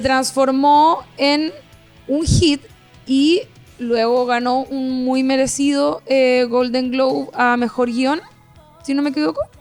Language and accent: Spanish; Rancagua, O'Higgins, Chile; also born or lived in Santiago; Yo soy de Rancagua City.